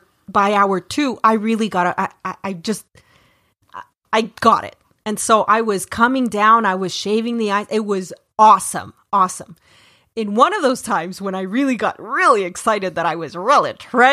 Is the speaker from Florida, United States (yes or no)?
yes; Florida, United States; I come from Florida, which is...